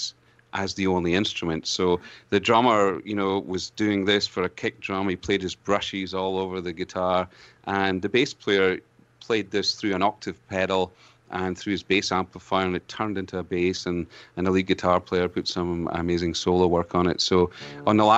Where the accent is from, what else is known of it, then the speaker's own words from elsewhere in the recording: Scotland, United Kingdom; accent: Scottish brogue; also born or lived in Ontario, Canada; now in Canada; as a Scotsman